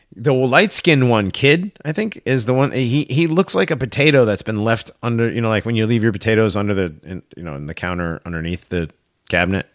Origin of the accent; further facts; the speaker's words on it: Hartford, Connecticut, United States; moved away; also born or lived in Avon / Maine; I grew up there. I grew up, I'm, you know, I'm, I'm from the Hartford area, so. I grew up there